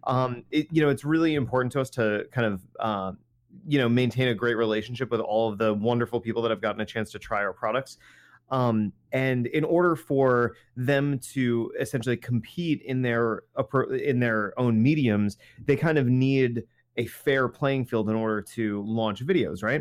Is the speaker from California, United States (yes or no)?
no; New Jersey, United States; we're from New Jersey